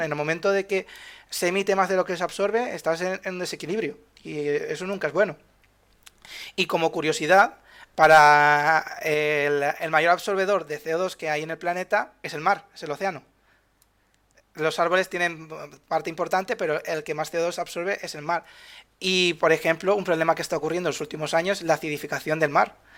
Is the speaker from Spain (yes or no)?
yes; Spain; de Europa somos, somos la huerta de Europa